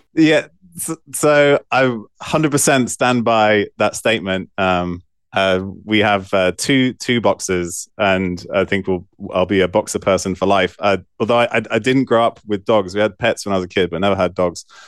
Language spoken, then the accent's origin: English; Bristol, South West England, United Kingdom; also born or lived in Evanston, Illinois, United States; we moved back to the U K when I was four or five. Um, and I lived, I grew up in Bristol